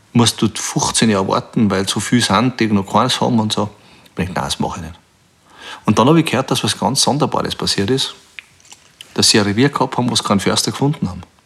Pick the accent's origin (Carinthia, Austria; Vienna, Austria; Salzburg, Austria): Salzburg, Austria; Bruck an der Großglocknerstraße; ich bin in Bruck an der Glocknerstraße aufgewachsen.